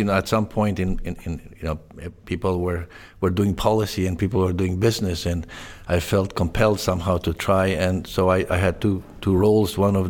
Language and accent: English; Canada; also born or lived in Eastern Europe; I was born in Eastern Europe, but kind of immigrated in Canada early in my life.